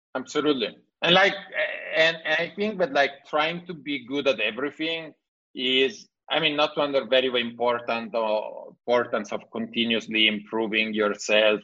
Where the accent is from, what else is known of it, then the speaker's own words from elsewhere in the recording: Italy; accent: Italian; English is a second language; my bad English, Italian accent